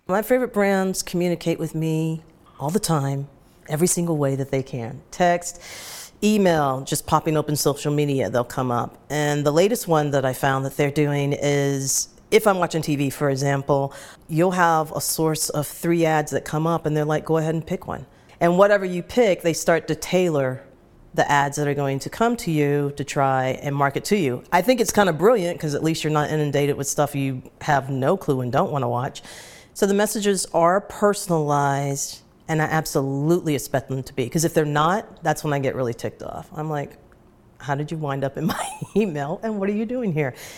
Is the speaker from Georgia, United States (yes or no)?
yes; Atlanta, Georgia, United States; moved away as an adult; now in New York, United States; grew up in Atlanta, and then settled in, uh, New York in nineteen ninety-six